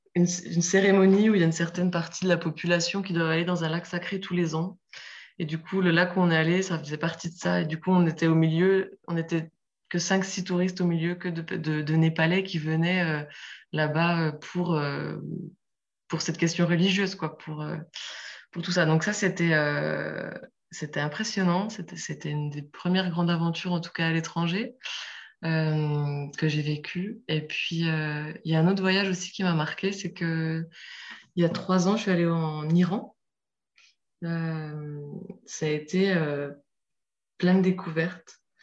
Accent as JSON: {"language": "French", "country": "France", "said": "chez nous en France"}